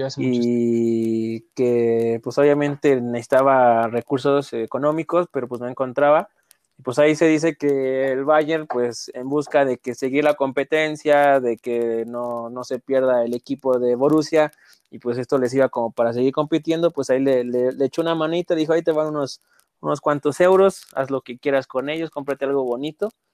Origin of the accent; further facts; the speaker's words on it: Mexico; como mexicanos